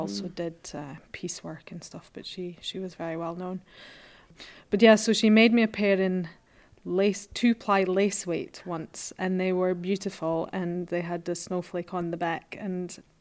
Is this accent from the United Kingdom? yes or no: yes; Unst, Scotland, United Kingdom; now in Oslo, Norway; I live in Oslo, but I'm originally from Unst.